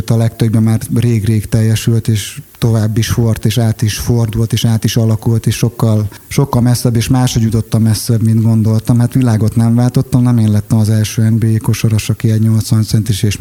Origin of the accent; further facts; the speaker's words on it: Tetétlen, Hajdú-Bihar, Hungary; azt gondoltam, hogy nekem kis apró tetétleni magyarként ez sikerülni fog.